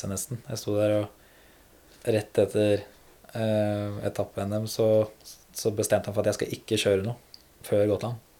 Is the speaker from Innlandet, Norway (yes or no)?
no; Rælingen, Akershus, Norway; Ja, jeg er fra Rælingen, da. Lillestrøm.